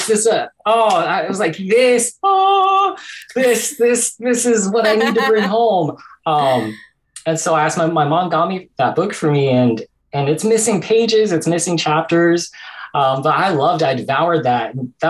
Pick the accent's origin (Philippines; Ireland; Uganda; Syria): Philippines; I think, especially culture, like, and being Filipino, things that we have in common.